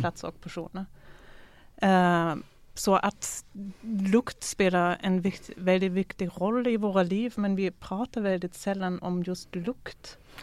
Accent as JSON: {"language": "Swedish", "country": "Germany", "tie": "born or raised there", "moved": "yes", "said": "Jag är ju född ifrån DDR"}